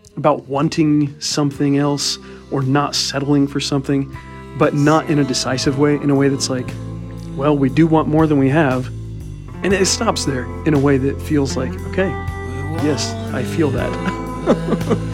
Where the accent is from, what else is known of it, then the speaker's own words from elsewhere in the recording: Midwest, United States; I'm Midwestern